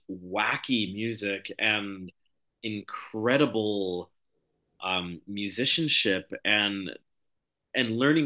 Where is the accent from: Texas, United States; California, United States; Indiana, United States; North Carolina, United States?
California, United States; Los Angeles; moved away; I come from a pretty particular background growing up in Los Angeles